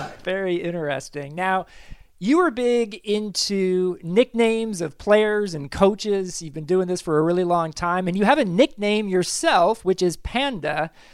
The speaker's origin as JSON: {"language": "English", "town": "Kansas City", "region": "Missouri", "country": "United States", "tie": "born or raised there", "said": "I grew up in Kansas City."}